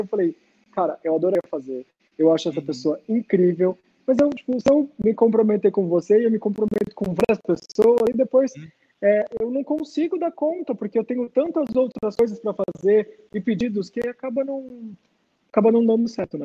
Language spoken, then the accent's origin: Portuguese; Praia Grande, São Paulo, Brazil; moved away as an adult; also born or lived in Santos; now in São Paulo, Brazil; Eu nasci em Santos, mas morei praticamente minha vida toda em Praia Grande e moro em São Paulo agora tem 10 anos